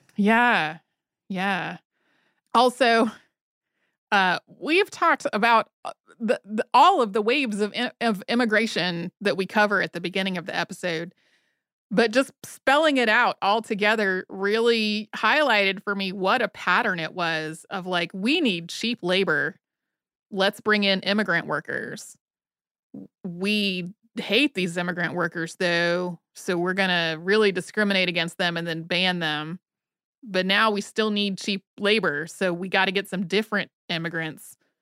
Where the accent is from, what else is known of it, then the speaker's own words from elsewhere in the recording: North Carolina, United States; moved away; I grew up in North Carolina